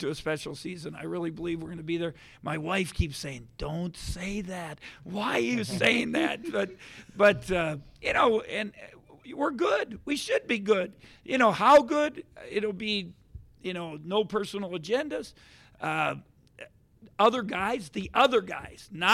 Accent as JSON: {"language": "English", "town": "Milwaukee", "region": "Wisconsin", "country": "United States", "moved": "as an adult", "lives_now": "Kansas, United States", "said": "I'm from Milwaukee."}